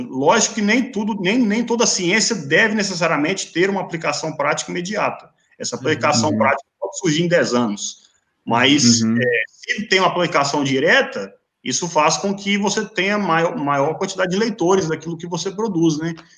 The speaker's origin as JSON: {"language": "Portuguese", "town": "Teófilo Otoni", "region": "Minas Gerais", "country": "Brazil", "tie": "born or raised there", "moved": "yes", "said": "minha cidade natal, Teófilo é Otoni"}